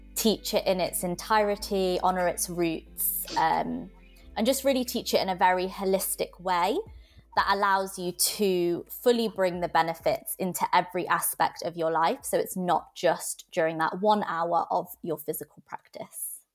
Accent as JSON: {"language": "English", "area": "Nottinghamshire", "region": "East Midlands", "country": "United Kingdom", "tie": "born or raised there", "said": "I grew up, um, kind of in Nottinghamshire, so it wasn't in the centre"}